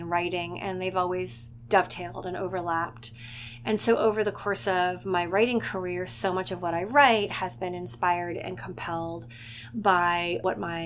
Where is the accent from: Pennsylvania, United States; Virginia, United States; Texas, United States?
Virginia, United States; Richmond; also born or lived in Brooklyn, New York; now in Montclair, United States; I grew up in Richmond, Virginia